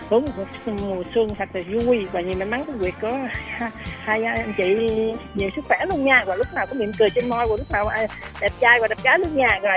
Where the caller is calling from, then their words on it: Đồng Tháp, Vietnam; gửi Đồng Tháp rồi chị